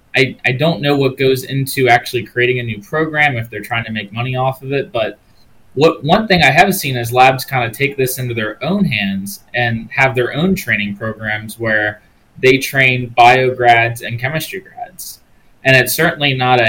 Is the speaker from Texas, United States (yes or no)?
no; Maryland, United States; my home state of Maryland